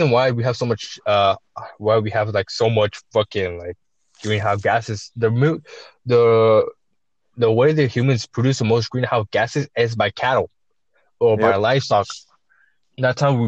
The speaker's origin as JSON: {"language": "English", "country": "United States", "tie": "born or raised there", "said": "I'm Chicano. I'm American born, but raised by Mexicans."}